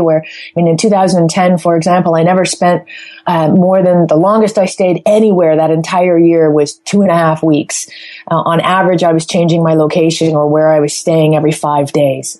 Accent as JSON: {"language": "English", "town": "Toronto", "region": "Ontario", "country": "Canada", "tie": "born or raised there", "moved": "yes", "said": "my hometown is Toronto, Canada."}